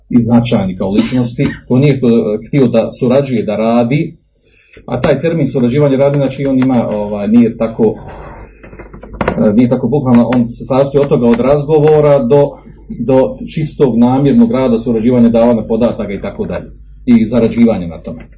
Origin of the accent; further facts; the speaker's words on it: Bosnia & Herzegovina; kod nas u Bosni.